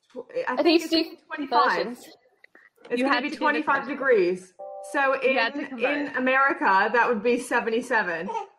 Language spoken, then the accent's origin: English; Canada; now in United Kingdom; Canada has really hot summers. So I always grew up with like 30 degree summer.